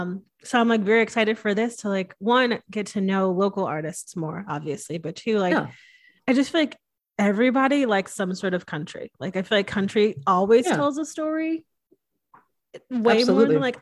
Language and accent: English; Connecticut, United States; now in Austin, United States; growing up in Connecticut